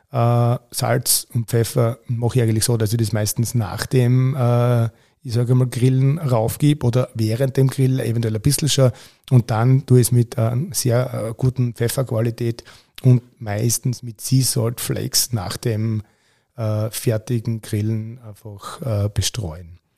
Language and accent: German; Austria; kann man auch in, bei uns in Österreich äh, Rostbraten nennen. Und äh, der Rostbraten wird eigentlich bei uns klassisch gebraten.